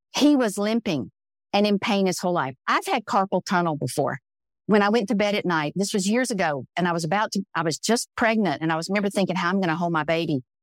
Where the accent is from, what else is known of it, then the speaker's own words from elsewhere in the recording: the South, United States; growing up in the South as a brown woman